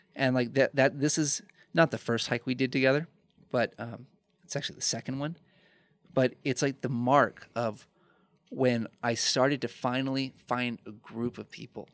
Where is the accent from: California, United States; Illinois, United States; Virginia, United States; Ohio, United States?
Illinois, United States; Chicago; moved away as an adult; also born or lived in Fort Wayne, Indiana / Aurora, Illinois; my hometown where I grew up, in Chicago